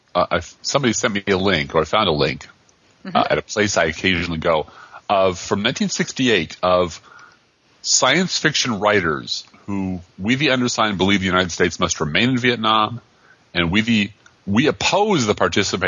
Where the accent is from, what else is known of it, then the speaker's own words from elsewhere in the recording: Ireland; Being an Irishman and a writer, this happens to me.